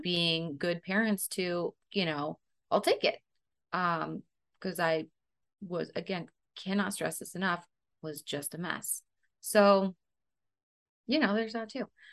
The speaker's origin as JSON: {"language": "English", "area": "Central Valley", "region": "California", "country": "United States", "tie": "born or raised there", "also_born_or_lived": "Colorado", "said": "we moved to the Central Valley when I was four and a half."}